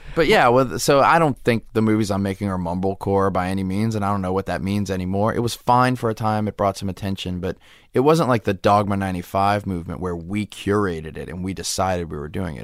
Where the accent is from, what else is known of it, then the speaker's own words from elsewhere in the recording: Metairie, Louisiana, United States; now in Los Angeles, United States; I was brought up in New Orleans